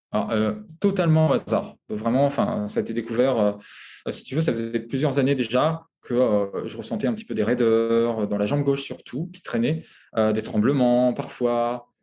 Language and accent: French; France; moved away as an adult; also born or lived in Paris / Congo; now in Abu Dhabi, United Arab Emirates; je suis français